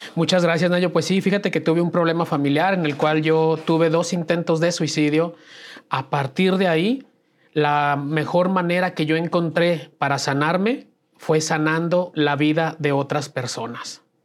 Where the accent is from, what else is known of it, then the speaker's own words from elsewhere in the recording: Aguascalientes, Mexico; Yo nací en Aguascalientes